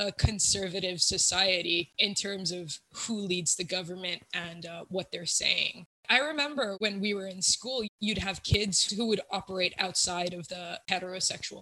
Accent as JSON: {"language": "English", "country": "Malaysia", "tie": "born or raised there", "also_born_or_lived": "United Kingdom", "moved": "as an adult", "lives_now": "Ireland", "said": "born and raised in Malaysia"}